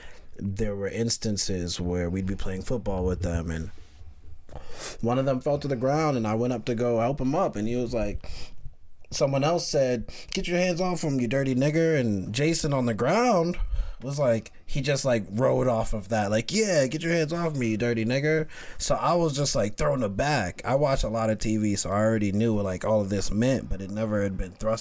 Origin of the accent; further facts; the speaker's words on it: Pennsylvania, United States; moved away; also born or lived in Brooklyn, New York / North Carolina; I was born in Brooklyn, right? But my mom moved to Pennsylvania when I was like 3, set up. And like she got her bachelor's degree and she started working in corporate, and I moved to Pennsylvania with her around 3 or 4